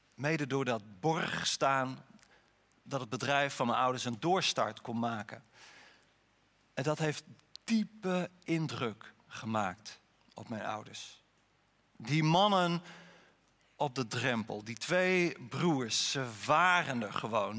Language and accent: Dutch; Harlingen, Friesland, Netherlands; ik ben opgegroeid op een kwekerij in Harlingen